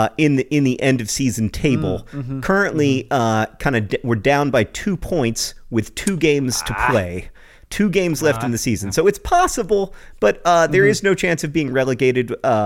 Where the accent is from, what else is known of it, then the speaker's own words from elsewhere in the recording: Indiana, United States; Yeah, and you know, that's happening in my home state of Indiana.